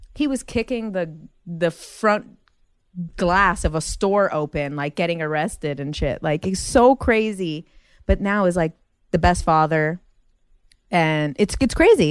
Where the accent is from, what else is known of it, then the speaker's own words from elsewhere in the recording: Jersey City, New Jersey, United States; moved away as an adult; now in Los Angeles, United States; we grew up in Jersey City